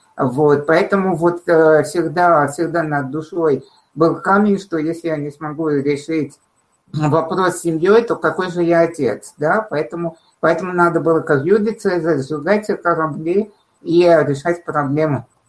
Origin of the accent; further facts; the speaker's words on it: Armenia; moved away as an adult; now in Russia; я уже не могу сказать, что я из солнечной Армении, а я из России